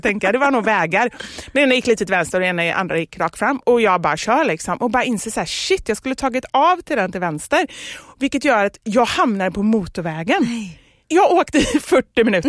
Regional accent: Gothenburg, Västra Götaland, Sweden; vi har i Kortedala, där jag kommer ifrån, mm. låg Skogaholmsfabriken

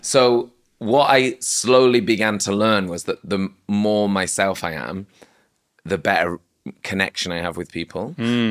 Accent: Manchester, North West England, United Kingdom; also born or lived in Oldham; now in London, United Kingdom; growing up in Manchester

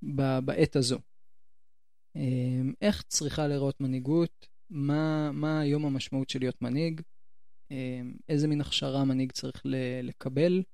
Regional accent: Jerusalem, Jerusalem District, Israel; מבית הכרם

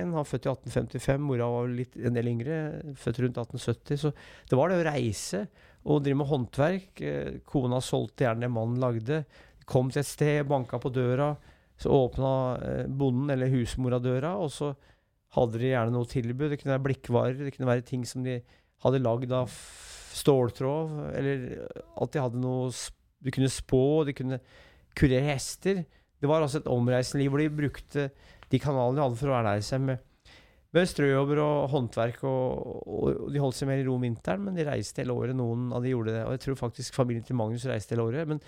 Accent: Brumunddal, Innlandet, Norway; also born or lived in Elverum; Jeg vokste opp i Brumunddal og Elverum, så jeg er brumunddøl.

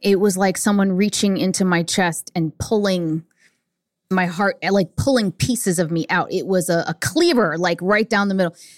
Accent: New York City, New York, United States; I was born in Manhattan

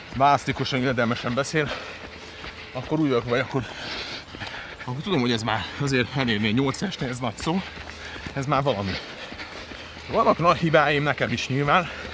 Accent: Budapest, Hungary; Iskola után Kőbányáról egyedül át Margit szigetre, harmadikos koromtól

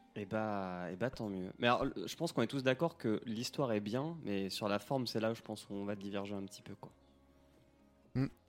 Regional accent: Normandy, France; chez moi en Normandie

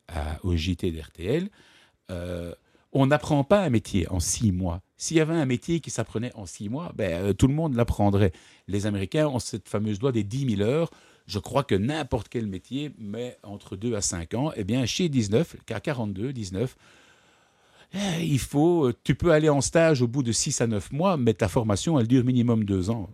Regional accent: Brussels, Brussels-Capital Region, Belgium; also born or lived in Ghent; Je ne suis pas né euh, à Bruxelles, je suis né à Gand j'ai toujours habité à Bruxelles.

